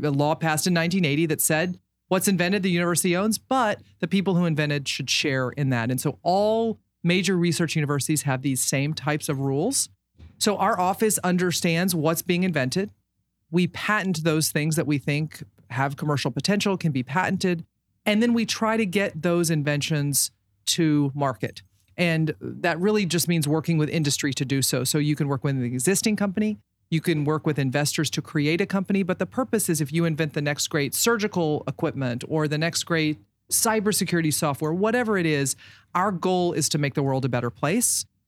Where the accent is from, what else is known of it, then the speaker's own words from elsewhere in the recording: Baltimore, Maryland, United States; I was from Baltimore